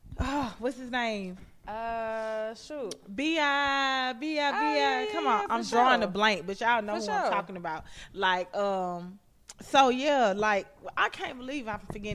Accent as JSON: {"language": "English", "town": "Atlanta", "region": "Georgia", "country": "United States", "tie": "born or raised there", "said": "I was born and raised in Atlanta, Georgia"}